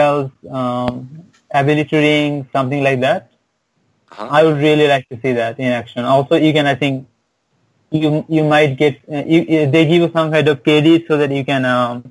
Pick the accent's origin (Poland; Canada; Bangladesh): Bangladesh; also born or lived in Jamaica, Queens, New York City; now in New York City, United States; Oh, I live in New York City, Jamaica. I'm from Bangladesh